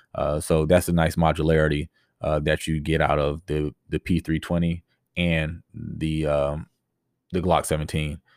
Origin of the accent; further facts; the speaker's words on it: Tampa, Florida, United States; I grew up in the Tampa Bay area.